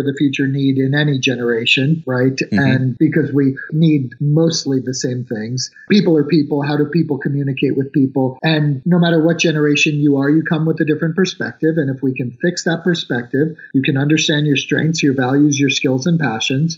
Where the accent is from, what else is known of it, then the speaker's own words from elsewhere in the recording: New York, United States; moved away; I am a New Yorker. I grew up kind of as a poor kid in New York